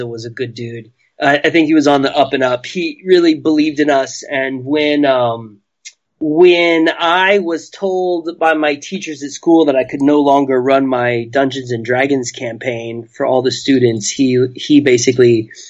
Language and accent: English; Corpus Christi, Texas, United States; when I was young in the late 70s, was in my hometown of Corpus Christi